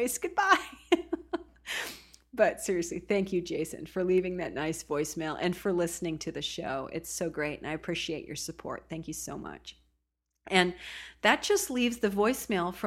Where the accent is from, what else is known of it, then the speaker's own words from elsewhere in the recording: Oregon coast, United States; I was born and raised on the Oregon coast